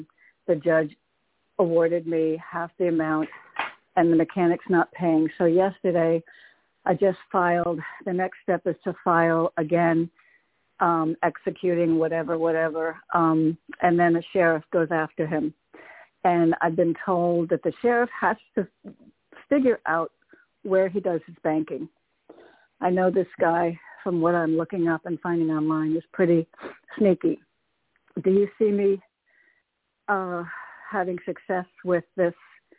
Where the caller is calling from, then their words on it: Connecticut, United States; Hey, Toni, it's … from Connecticut.